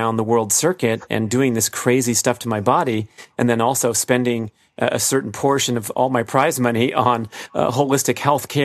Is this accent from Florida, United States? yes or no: no; Los Angeles, California, United States; growing up in the Los Angeles area in the smoggy San Fernando Valley